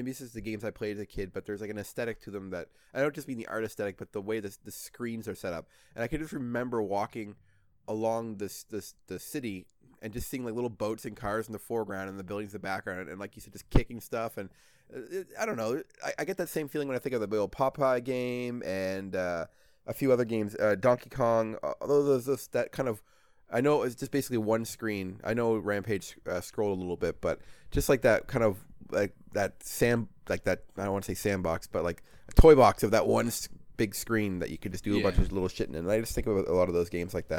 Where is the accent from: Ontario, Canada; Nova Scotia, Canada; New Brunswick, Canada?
New Brunswick, Canada; I was living in New Brunswick at the time